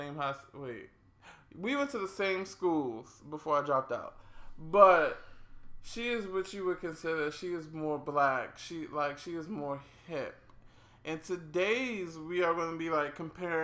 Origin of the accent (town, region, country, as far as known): Washington, District of Columbia, United States; born or raised there